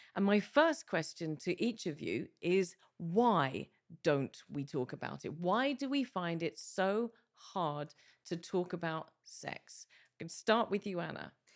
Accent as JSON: {"language": "English", "region": "England", "country": "United Kingdom", "tie": "born or raised there", "moved": "as an adult", "lives_now": "Malta", "said": "as a Brit, who grew up in the U K. I've been here seventeen years, but my formative years were in the U K."}